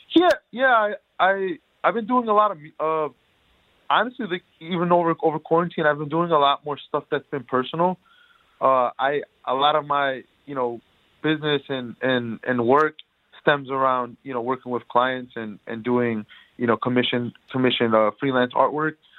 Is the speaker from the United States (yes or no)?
yes; Detroit, Michigan, United States; I grew up in Detroit uh, my whole life